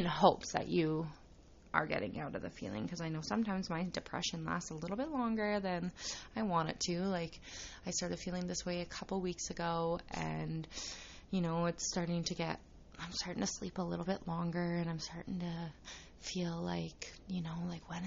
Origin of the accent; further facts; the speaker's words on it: Saskatchewan, Canada; I was born and raised in Saskatchewan, Canada